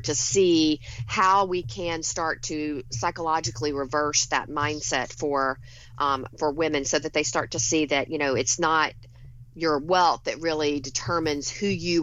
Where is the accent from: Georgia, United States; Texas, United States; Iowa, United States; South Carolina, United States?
Georgia, United States; Rome; now in Long Island, New York, United States; my hometown in Rome, Georgia